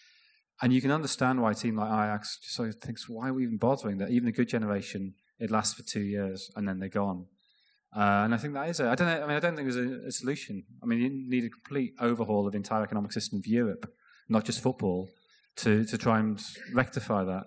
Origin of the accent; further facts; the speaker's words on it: Sunderland, North East England, United Kingdom; growing up in Sunderland, where there is obviously a lot of Scottish influence